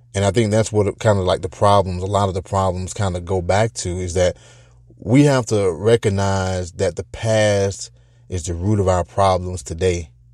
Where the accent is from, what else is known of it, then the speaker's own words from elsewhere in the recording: United States; as an American, or as Americans